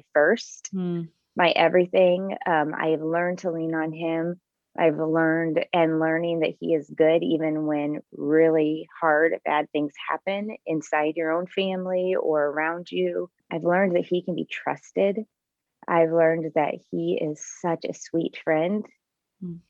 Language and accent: English; Bloomington, United States; my hometown of Bloomington